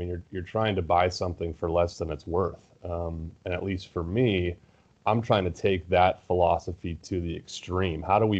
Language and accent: English; California, United States; Yeah, I grew up in California, went to USC.